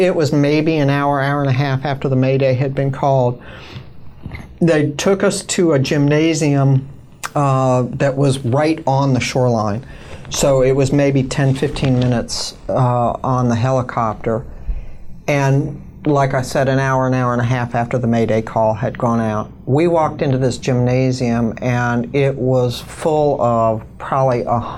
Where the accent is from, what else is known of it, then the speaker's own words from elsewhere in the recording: United States; also born or lived in New York, United States / Chicago, United States; I grew up in New outside of New York City